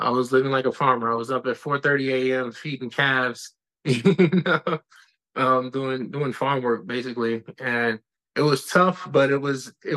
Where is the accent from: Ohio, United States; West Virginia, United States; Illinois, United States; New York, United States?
New York, United States; New York City; I'm from the Bronx